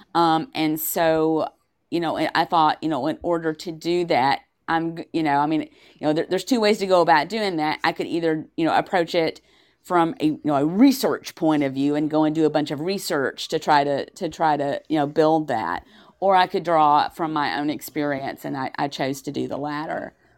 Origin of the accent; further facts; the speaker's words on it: Tennessee, United States; I am from Tennessee.